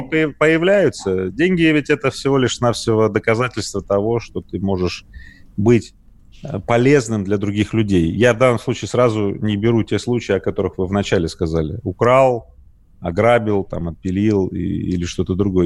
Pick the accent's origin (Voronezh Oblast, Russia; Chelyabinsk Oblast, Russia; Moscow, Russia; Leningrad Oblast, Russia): Chelyabinsk Oblast, Russia; Magnitogorsk; я родился ну, в Магнитогорске